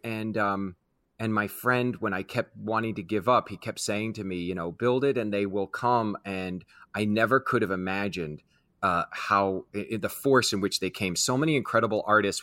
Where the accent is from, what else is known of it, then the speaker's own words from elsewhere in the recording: Kansas City, United States; I grew up in Kansas City